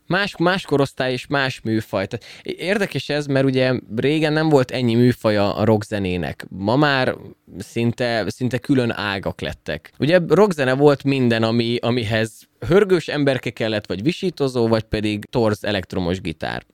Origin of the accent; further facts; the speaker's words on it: Szolnok, Jász-Nagykun-Szolnok, Hungary; Csak én vagyok szolnoki.